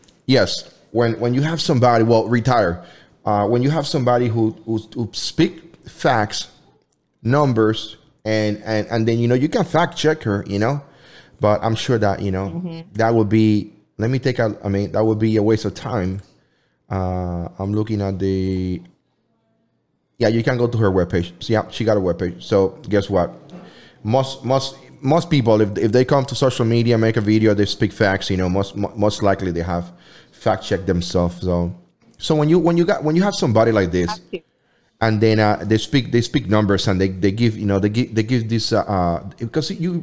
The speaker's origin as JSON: {"language": "English", "country": "Puerto Rico", "said": "I'm from Puerto Rico"}